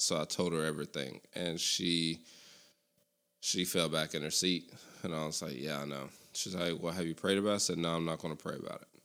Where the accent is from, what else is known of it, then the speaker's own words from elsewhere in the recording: Lexington, Tennessee, United States; also born or lived in Cleveland, Tennessee / Abingdon, Virginia; now in Bristol, United States; Lexington, Tennessee, my hometown